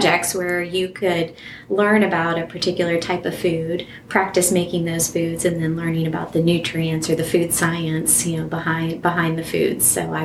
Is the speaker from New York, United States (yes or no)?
no; Southwest Ohio, United States; I grew up in Southwest Ohio, and I lived in a fairly rural area